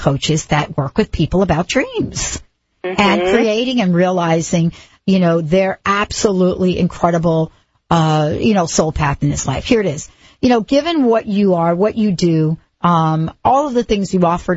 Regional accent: New York, United States; I grew up in New York, you know, I didn't even know you could grow grass till I was, you know, I think I was 15

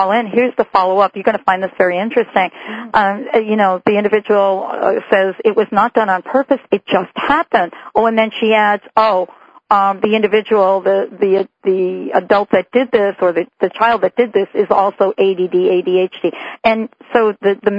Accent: United States; moved away as an adult; also born or lived in New Jersey; now in Seattle, United States; I grew up in New York and New Jersey

